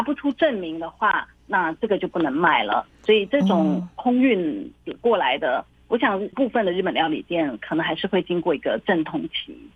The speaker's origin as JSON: {"language": "Chinese", "country": "Taiwan", "moved": "as an adult", "lives_now": "Shanghai, China", "said": "我作为台湾人"}